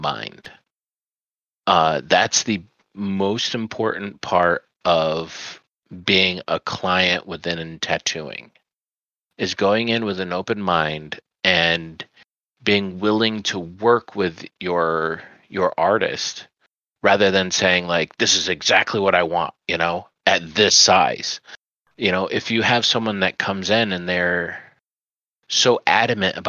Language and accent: English; Central New York, United States; moved away; growing up in Central New York, it was interesting